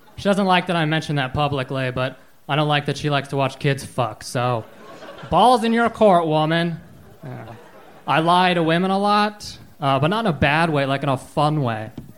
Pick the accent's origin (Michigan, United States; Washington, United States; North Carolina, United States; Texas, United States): Washington, United States; Seattle